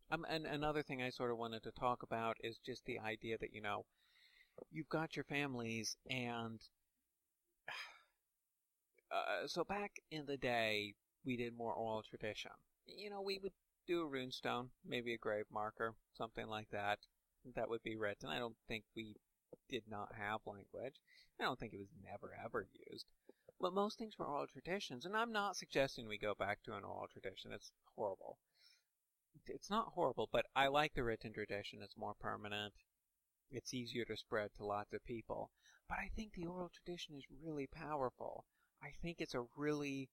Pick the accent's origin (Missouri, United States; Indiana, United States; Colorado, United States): Indiana, United States; I'm from Indiana, that means I'm part of the Indiana community.